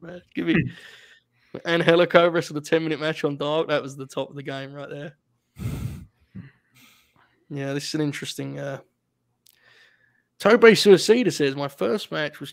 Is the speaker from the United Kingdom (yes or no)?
yes; United Kingdom; as a Brit